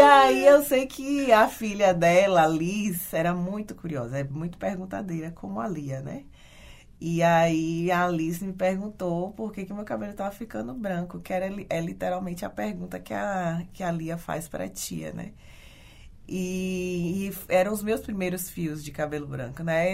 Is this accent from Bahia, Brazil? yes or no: yes; Ilhéus, Bahia, Brazil; moved away as an adult; now in Porto Alegre, Brazil; eu sou nascida e criada em Ilhéus, no interior é, sul da Bahia